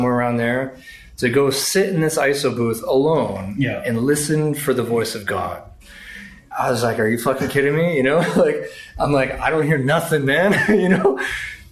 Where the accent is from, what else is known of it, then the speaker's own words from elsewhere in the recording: Lawrence, Massachusetts, United States; I grew up in Lawrence, Mass